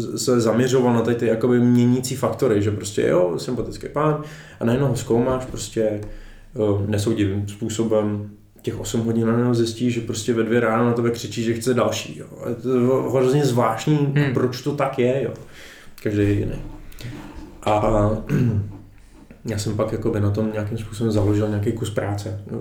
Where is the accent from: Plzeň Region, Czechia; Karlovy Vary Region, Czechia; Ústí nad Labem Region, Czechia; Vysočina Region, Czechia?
Ústí nad Labem Region, Czechia; Chomutov; jsem z Chomutova